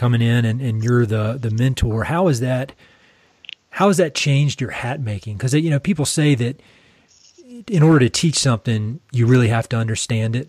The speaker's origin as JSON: {"language": "English", "region": "Eastern North Carolina", "country": "United States", "said": "I'm from Eastern North Carolina. You can hear my accent."}